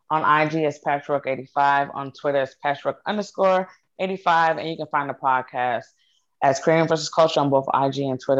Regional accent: North Dakota, United States; I'm from North Dakota.

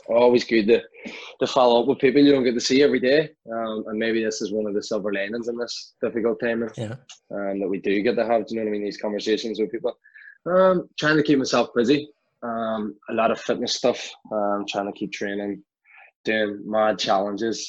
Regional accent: Belfast, Northern Ireland, United Kingdom; So I grew up in West Belfast, a place called Tunbrook

